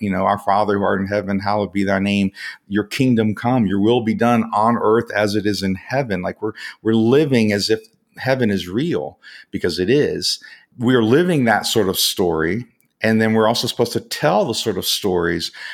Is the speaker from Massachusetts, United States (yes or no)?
no; Atlanta, Georgia, United States; also born or lived in West Virginia / Alabama / Korea; I kind of grew up through my teens in the Atlanta, Georgia area in the United States